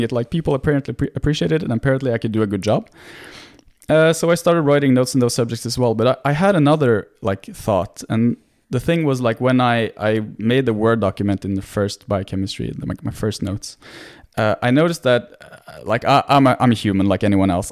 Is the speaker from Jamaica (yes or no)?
no; Norway; English is a second language; born and raised in Norway, so I'm I'm Norwegian, 100%